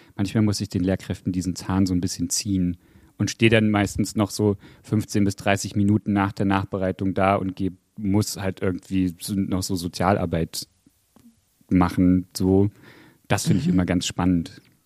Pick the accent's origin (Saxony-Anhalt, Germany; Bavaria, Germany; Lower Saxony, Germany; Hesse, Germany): Saxony-Anhalt, Germany; Westdorf; Spezifisch gesagt in einem Dorf in Sachsen-Anhalt. Da habe ich, ähm, hab ich gewohnt und gelebt mit meinen Eltern und bin da groß geworden, seit ich sieben war.